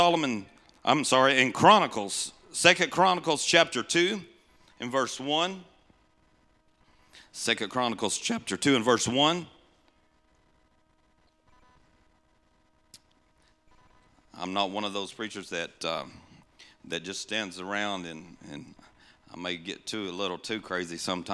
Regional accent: Tennessee, United States; also born or lived in Missouri; I'm just the country boy from Tennessee, originally from Missouri. Well, I was born in Tennessee, but lived here part of our life as a child

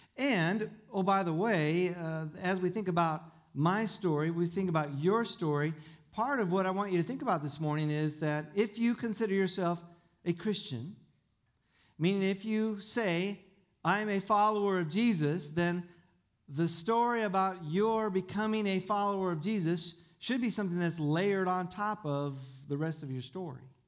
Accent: Tucson, Arizona, United States; I was born in Tucson and I was raised in the desert

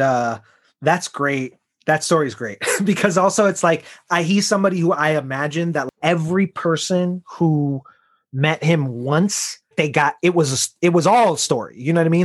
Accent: Chicago, Illinois, United States; I'm from Chicago

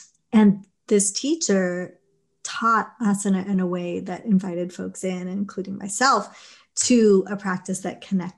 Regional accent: Los Angeles, California, United States; also born or lived in England; home is Los Angeles, you know, where my family emigrated

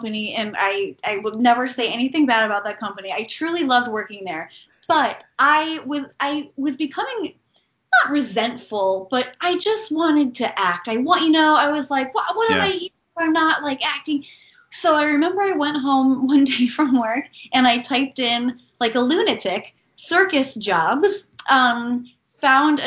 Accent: near Buffalo, New York, United States; moved away; also born or lived in Baltimore, Maryland / Manhattan, New York; I did eventually live in Manhattan, but we grew up near Buffalo, New York

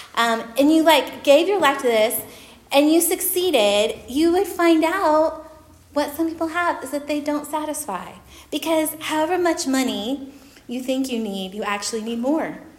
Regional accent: Oklahoma, United States; moved away; I'm from Oklahoma

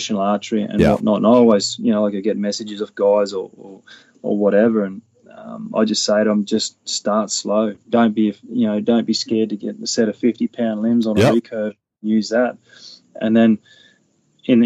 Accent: North Queensland, Australia; I grew up in North Queensland.

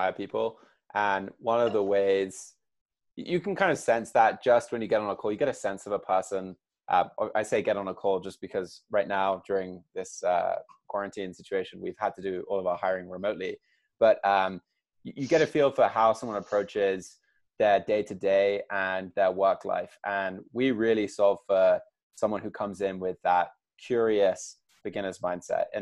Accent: United Kingdom; accent: English; now in United States; So I was born over here in the States, but did all my growing up over there. Got the accent

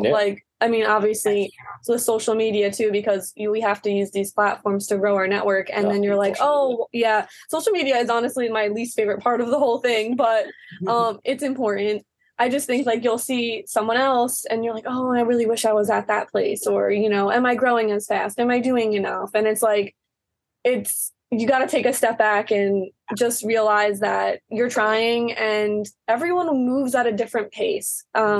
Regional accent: Long Island, New York, United States; because for us growing up on the East Coast on Long Island, it was like, there was really nothing.

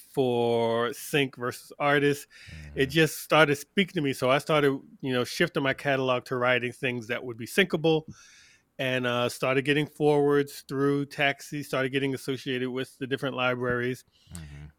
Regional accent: New York, United States; also born or lived in Atlanta; now in Greenville, United States; I'm originally from New York, lived in Atlanta for the last 15 years, and now I'm in Greenville, South Carolina.

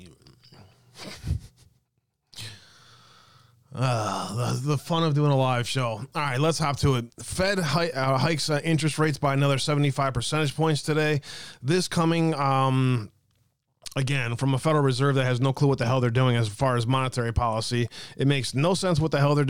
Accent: Wisconsin, United States; my home state of Wisconsin

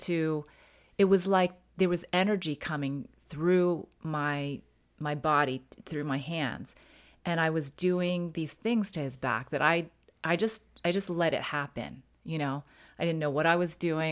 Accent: United States; I'm Chinese American

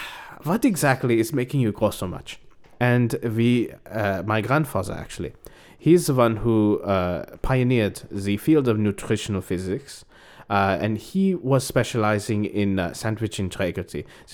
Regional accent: Berlin, Germany; I grew up in Berlin. But we grew up in a little bit outside of Berlin in a small town called Weißesbrock.

